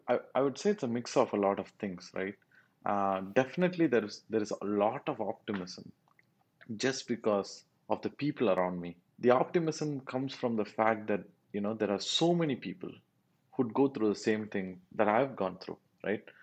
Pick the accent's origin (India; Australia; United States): India; South India; first language Tamil; English is a second language